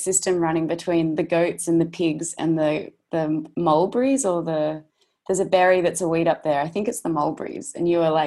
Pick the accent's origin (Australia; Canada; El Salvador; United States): Australia; I'm an Aussie actress